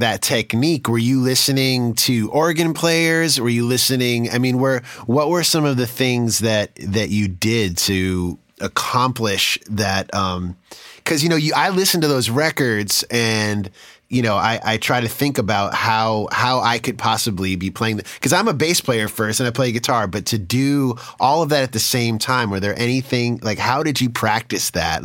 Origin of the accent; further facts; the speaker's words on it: East Coast, United States; also born or lived in New York / Boston; I was from the East Coast, from, from New York and Boston